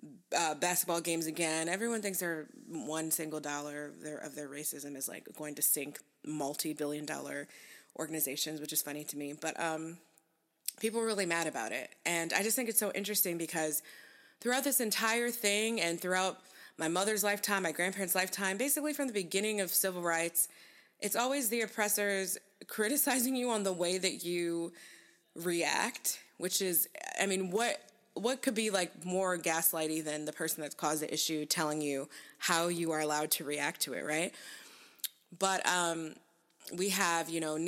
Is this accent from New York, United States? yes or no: yes; one town over from Rochester, New York, United States; one town over from my hometown is also, it's not on fire yet, but in Rochester